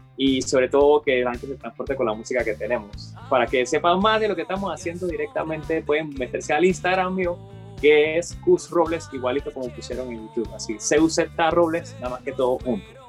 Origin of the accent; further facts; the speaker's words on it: Panama; somos panameños